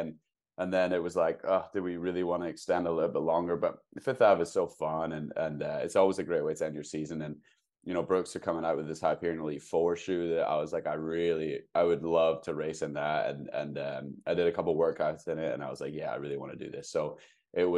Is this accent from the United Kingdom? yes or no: yes; United Kingdom; now in Seattle, United States; I'm a British 1500 meter runner